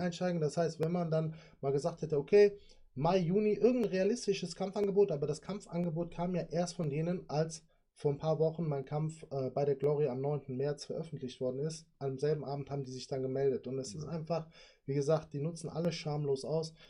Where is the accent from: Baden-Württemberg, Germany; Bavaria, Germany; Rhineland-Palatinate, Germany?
Rhineland-Palatinate, Germany; Sinzig; ich komme ja aus Sinzig